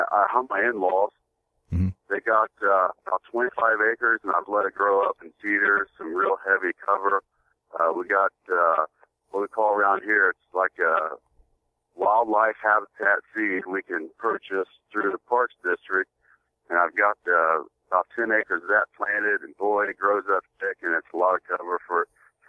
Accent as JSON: {"language": "English", "town": "Farmersville", "region": "Ohio", "country": "United States", "said": "I'm a little bit west of Dayton, Ohio, in a little farming community called Farmersville, Ohio"}